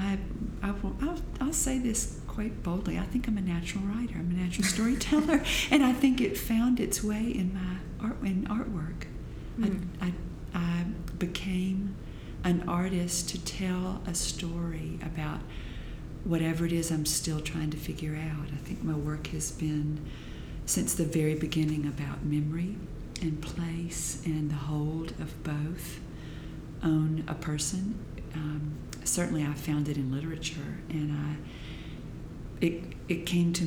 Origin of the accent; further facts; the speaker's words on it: Gainesville, Georgia, United States; I came from, I grew up in Gainesville, Georgia.